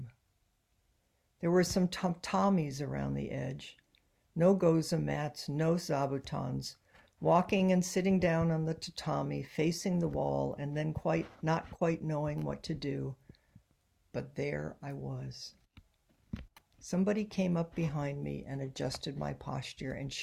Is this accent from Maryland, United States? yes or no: no; Ohio, United States; moved away as an adult; now in San Francisco, United States; I was growing up in Ohio